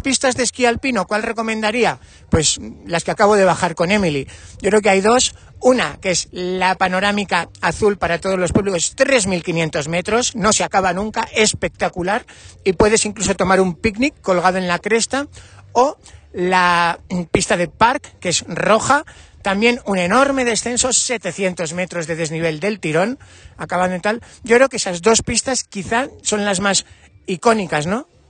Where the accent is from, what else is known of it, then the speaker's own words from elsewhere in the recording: Navarre, Spain; como Navarro